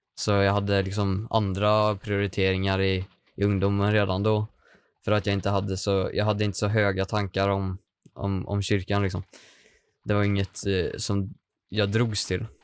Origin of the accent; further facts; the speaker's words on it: Hagfors, Värmland, Sweden; now in Karlstad, Sweden; Jag kommer ifrån Hagfors. Mm. Det ligger 10 mil norr om Karlstad